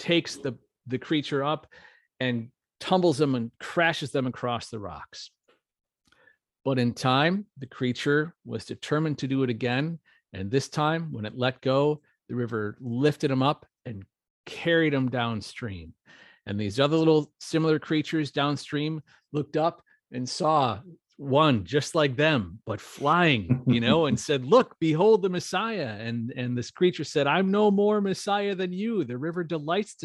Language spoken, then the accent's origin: English; Wisconsin, United States; moved away as an adult; I'm from Wisconsin. We have a small town called New Berlin